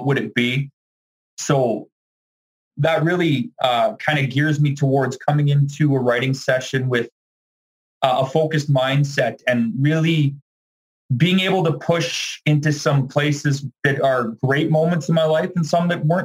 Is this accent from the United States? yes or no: no; Dauphin, Manitoba, Canada; I grew up around the Dauphin, Manitoba area